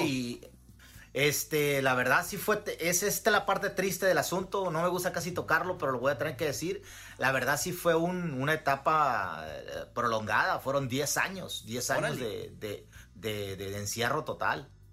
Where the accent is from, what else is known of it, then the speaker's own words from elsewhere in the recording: Guerrero, Mexico; moved away as an adult; now in Iowa, United States; yo tengo como 10, 12 años ya fuera de Guerrero y aquí en Estados Unidos tengo 10 años.